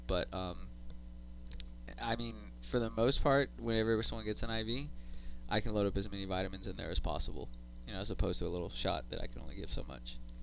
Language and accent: English; Austin, Texas, United States; I grew up here in Austin